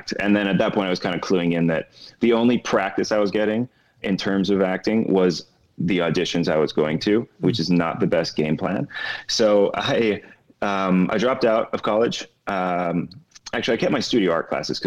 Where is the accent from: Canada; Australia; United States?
Canada; North Vancouver, British Columbia; also born or lived in Scarborough, Ontario; I was born in Scarborough, Ontario. And then when I was really young, my parents moved to North Vancouver, in BC, Canada. And so that's where I grew up.